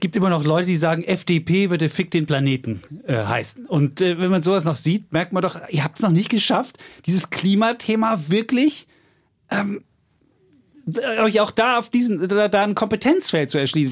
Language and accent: German; Bonn, North Rhine-Westphalia, Germany; Ich bin damals in Bonn-Beul auf die Gesamtschule gegangen